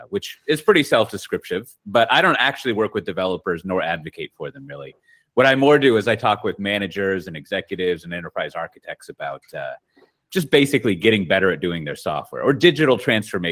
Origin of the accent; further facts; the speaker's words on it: Austin, Texas, United States; I'm originally from Austin, Texas.